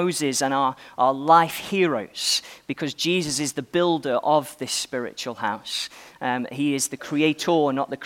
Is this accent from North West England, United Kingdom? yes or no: no; Stoke-on-Trent, West Midlands, United Kingdom; Well, I am an Englishman. You may have noticed. I was born in Stoke-on-Trent